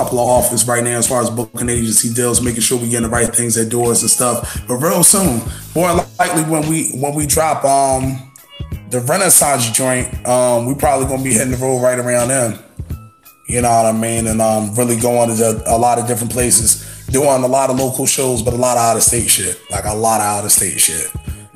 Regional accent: Philadelphia, Pennsylvania, United States; I'm from West Philly. So, like, I'm the West Philly fly guy

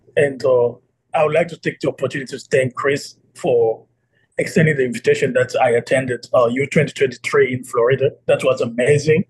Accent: Kinshasa, DR Congo; moved away as an adult; now in Washington, D.C., United States; I'm from the Democratic Republic of Congo in Kinshasa.

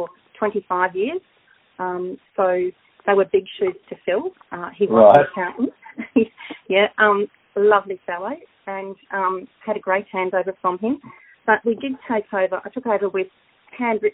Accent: Brisbane, Queensland, Australia; moved away as an adult; also born or lived in Crookwell; now in Crookwell area, Australia; I'm originally from Brisbane, but I have a lot of roots here in the local community

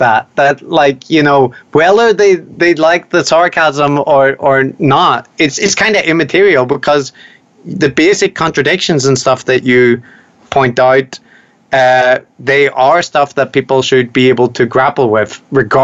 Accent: Ireland; I'm Irish

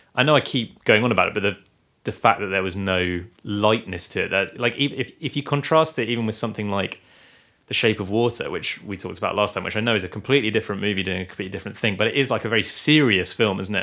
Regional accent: Guernsey; we are from Guernsey, live in Guernsey

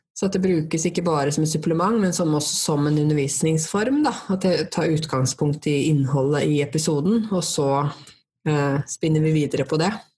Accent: Norway; first language Norwegian; jeg er jo norsk og det er jo språket mitt

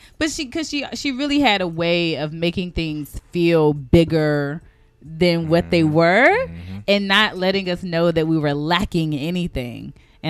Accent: the South, United States; First of all, okay, so I'm from the South. So we would have pinto beans and cornbread.

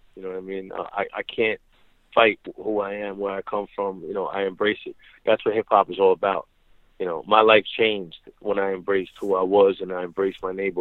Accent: New York City, New York, United States; this is where I'm from.

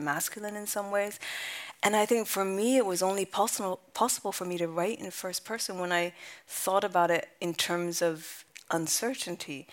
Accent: California, United States; moved away as an adult; also born or lived in London / Japan; my family's from Japan. I grew up in California. I spent most of my 20s in London

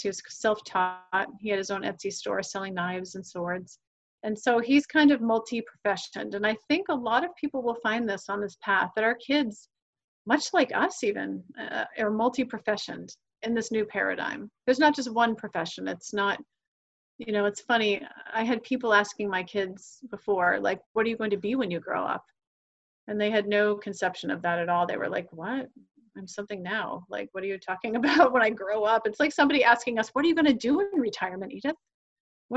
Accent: New Hampshire, United States; moved away as an adult; now in Miami, United States; I'm from New Hampshire

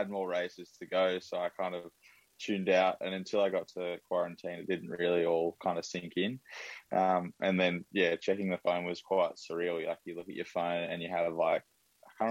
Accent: Brisbane, Queensland, Australia; I'm in Brisbane. So I grew up in Brisbane, born and bred.

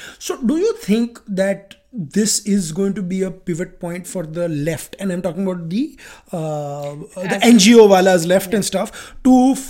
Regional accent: Gujarat, India; I'm from Gujarat.

